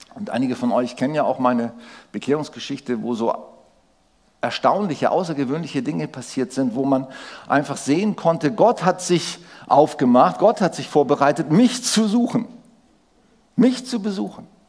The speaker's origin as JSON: {"language": "German", "country": "Germany", "said": "als, als Deutsche"}